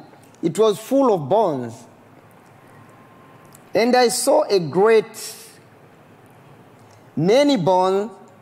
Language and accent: English; DR Congo; also born or lived in Burundi; I'm from Congo. Yeah. When war broke in Congo, I was sent by my parents to go and do my studies in Burundi.